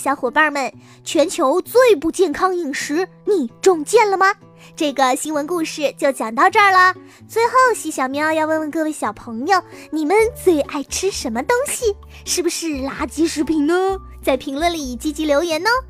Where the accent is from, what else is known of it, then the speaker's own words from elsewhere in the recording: China; 我们中国人在吃一大堆浓油赤酱的美味佳肴之余，其实还是会吃很多新鲜的蔬菜和水果的